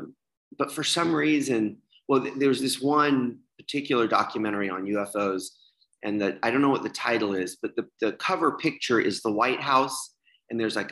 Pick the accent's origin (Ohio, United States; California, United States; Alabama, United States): Alabama, United States; Birmingham; now in Chicago, United States; I was born in Birmingham, Alabama in 1977. I was the official New Year's baby of Birmingham, Alabama